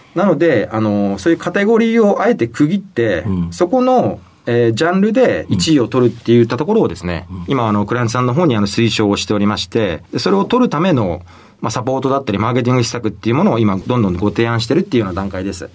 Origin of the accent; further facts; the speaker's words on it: Hiroshima, Japan; えー、広島県の広島市生まれでして